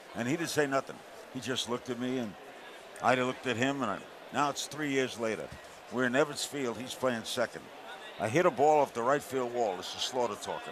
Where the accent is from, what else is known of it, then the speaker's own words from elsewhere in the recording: New York City, New York, United States; I grew up in Brooklyn